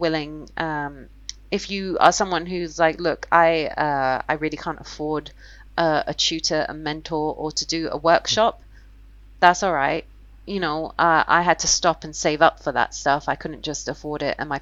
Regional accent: London, United Kingdom; I'm from London

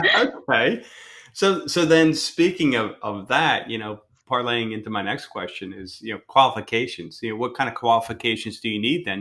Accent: Philadelphia, Pennsylvania, United States; now in Southwest Florida, United States; I come from Philadelphia

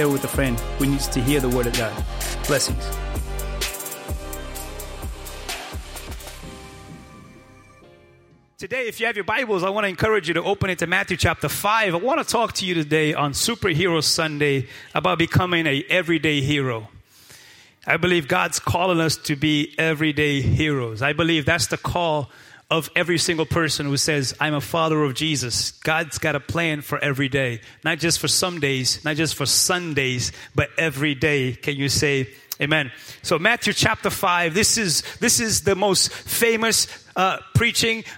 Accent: Praia, Santiago, Cape Verde; moved away; I was born and raised in Cape Verde Islands, in the best island of all the 10. I was born and raised in Praia Santiago.

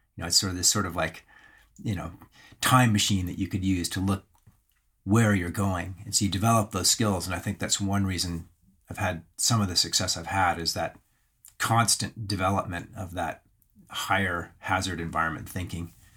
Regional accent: Alberta, Canada; I grew up in the Canadian Rockies, and so that's Banff, Camor, Lake Louise

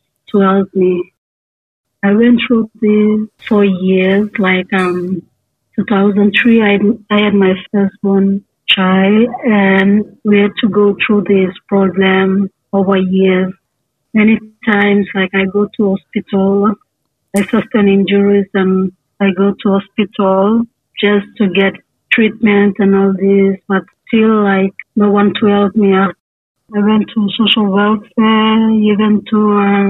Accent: Papua New Guinea; also born or lived in Port Moresby; I'm from Papua New Guinea.

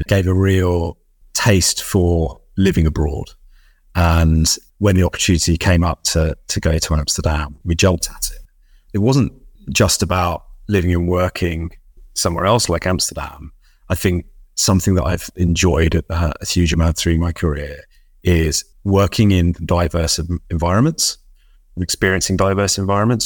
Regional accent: London, United Kingdom; ten years old growing up in North West London

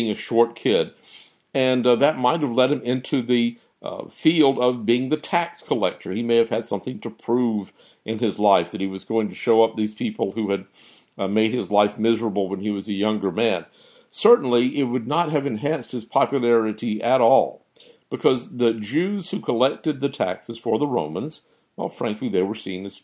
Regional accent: United States; as American citizens

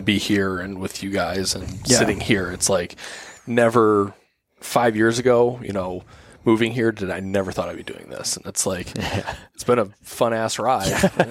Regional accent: Buffalo, New York, United States; moved away; I'm born and raised in Buffalo

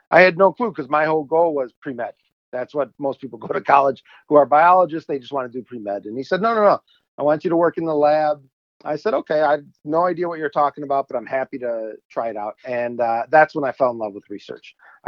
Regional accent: Chicago suburbs, Illinois, United States; I grew up in Illinois, Chicago suburbs

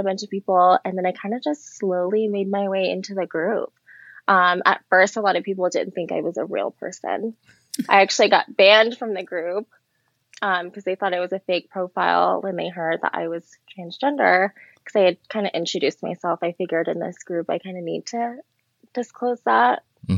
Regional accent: Louisiana, United States; born there; I was born in Louisiana. Most people don't think that I was born in Louisiana. They definitely think I'm a Cali girl.

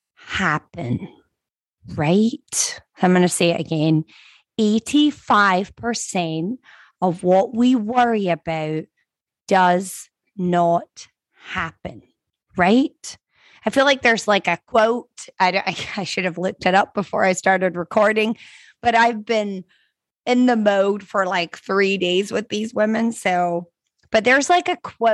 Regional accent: Scotland, United Kingdom; now in Florida, United States; I'm from Scotland. We don't learn to swim until we're like 15 years old, okay? Whereas now that I live in Florida

